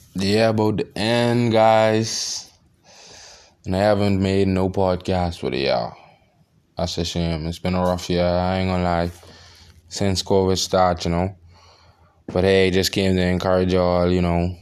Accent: Bahamas; I'm from the Bahamas

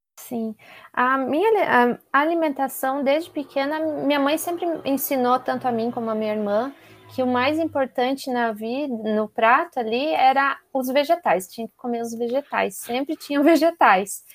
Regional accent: Curitiba, Paraná, Brazil; moved away as an adult; now in São Paulo, Brazil; eu sou de Curitiba, mas moro aqui

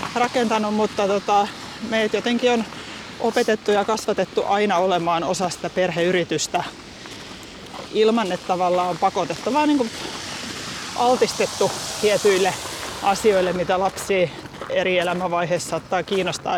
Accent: Helsinki, Uusimaa, Finland; huhtikuussa 82 naisten klinikalla Helsingissä, kun olen syntynyt perheyritykseen

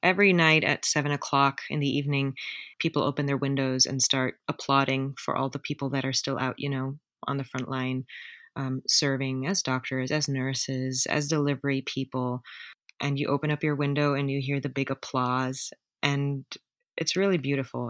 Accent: Germany; English is a second language; moved away as an adult; also born or lived in United States; now in New York City, United States; I'm German.

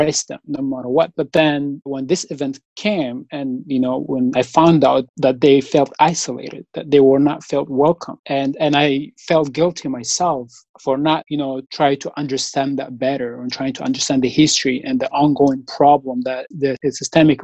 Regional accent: Eritrea; moved away as an adult; also born or lived in Virginia, United States / Kentucky, United States; now in Evansville, United States; back home, my country, Eritrea

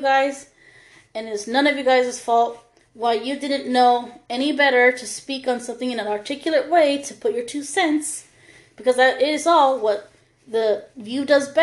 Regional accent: United States; we were raised differently here in America. Us, women of color

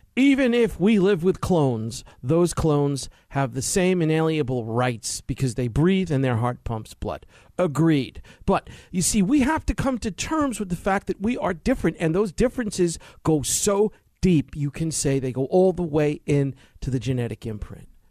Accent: New York City, New York, United States; growing up in New York City, finishing college

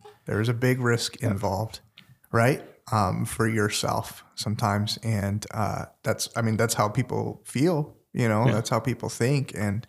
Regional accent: India; But, you know, I'm Indian and nobody ever shared the gospel with me.

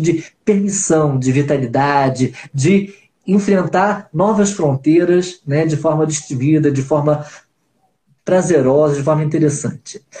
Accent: Rio de Janeiro, Brazil; nós somos cariocas pouco típicos, né? Somos cariocas pontuais

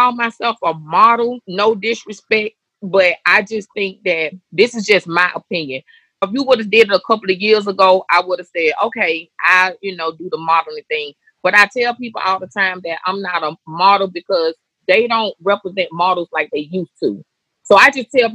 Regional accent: Atlanta, Georgia, United States; I'm born and raised in Atlanta, Westside Bankhead

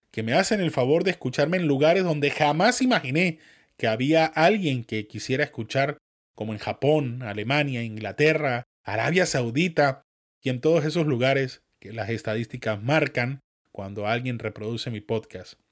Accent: Venezuela; accent: Venezuelan mixed with northern Mexican; quienes les gusta mi acento venezolano mezclado con el mexicano norteño

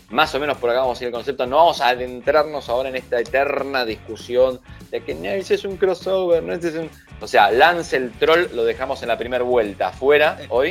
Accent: Argentina

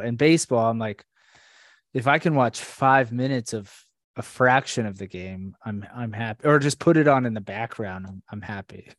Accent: Orlando, Florida, United States; Abby and I have been friends since middle school, way back in uh or Central Florida, Orlando, Florida

